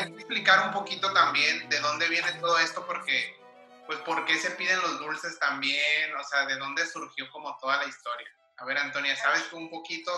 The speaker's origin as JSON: {"language": "Spanish", "country": "Mexico", "said": "siendo mexicano"}